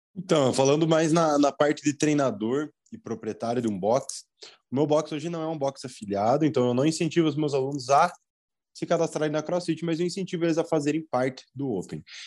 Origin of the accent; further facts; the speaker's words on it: Mafra, Santa Catarina, Brazil; Eu sou de Mafra, Santa Catarina.